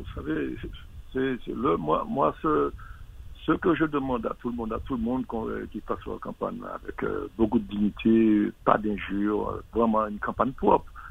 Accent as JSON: {"language": "French", "country": "Martinique", "said": "On est Martiniquais quelquefois"}